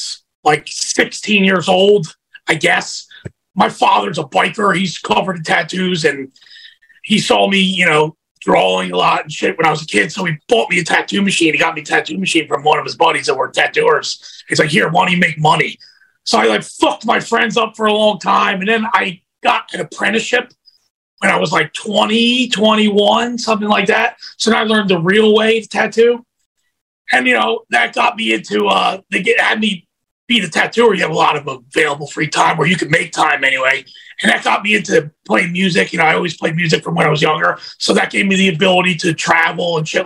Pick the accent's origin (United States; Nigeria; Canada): United States; we're both from Philadelphia, South Jersey, you know, huge ECW fucking area